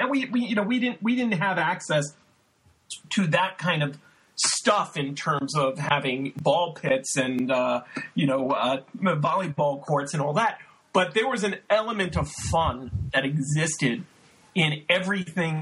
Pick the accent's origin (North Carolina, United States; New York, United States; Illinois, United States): New York, United States; New York City; I grew up in Brooklyn